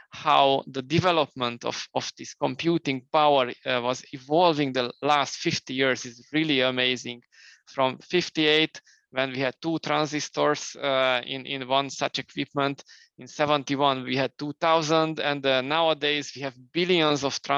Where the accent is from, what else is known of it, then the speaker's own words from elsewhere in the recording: Romania; now in Hungary; I was born in Romania initially, then I moved later to Hungary.